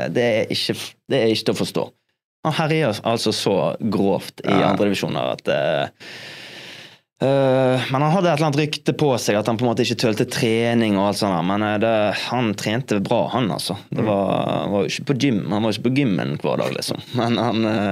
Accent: Sotra, Vestland, Norway; rett der jeg er fra

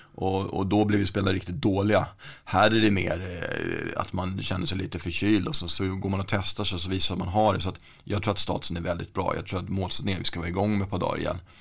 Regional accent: Stockholm, Stockholm County, Sweden; där jag växte upp då, i Rågsved

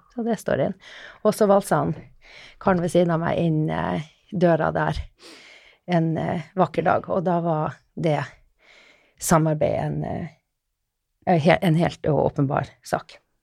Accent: Finnmark, Norway; now in Oslo, Norway; Jeg Kommer nordfra, helt fra Finnmark. Men eh, jeg har blitt eh, Oslo-dame etter hvert

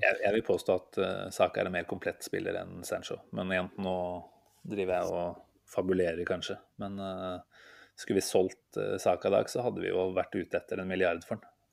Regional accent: Norway; vi som nordmenn

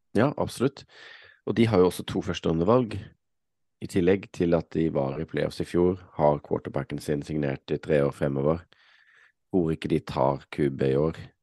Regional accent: Norway; sitter her hjemme i Norge

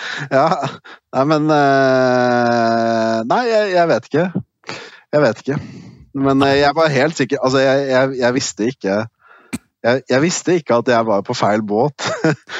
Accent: Norway; moved away as an adult; now in Brussels, Belgium; Hjemme i Norge

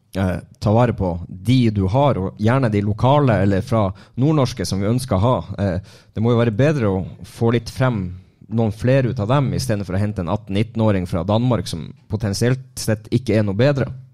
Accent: Lyngen, Troms, Norway; jeg er fra Lyngen nå

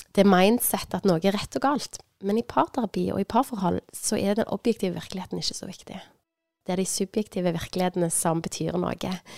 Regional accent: Sandnes, Rogaland, Norway; moved away; Jeg er fra Sandnes òg. Jeg har bodd lenge vekke, men nå er jeg bosatt i Sandnes.

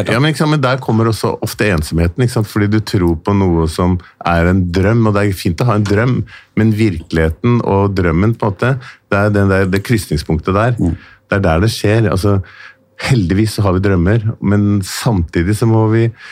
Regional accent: Oslo, Norway; jeg er født i Oslo

